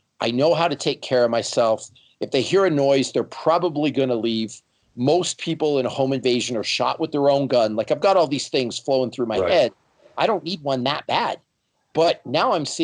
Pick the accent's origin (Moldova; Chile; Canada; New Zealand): Canada; now in United States; I'm from Canada, the land of gun control.